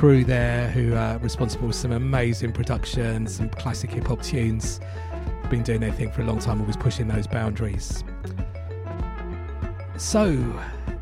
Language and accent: English; London, United Kingdom; a little Asian kid growing up in East London